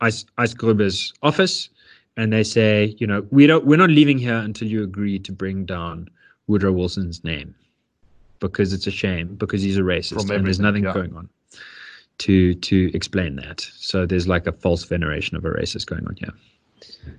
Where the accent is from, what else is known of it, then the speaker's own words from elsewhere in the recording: Johannesburg, Gauteng, South Africa; I grew up in Yeovil